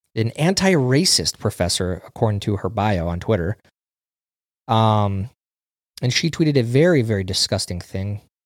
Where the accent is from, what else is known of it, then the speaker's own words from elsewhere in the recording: Minnesota, United States; we grew up in Minnesota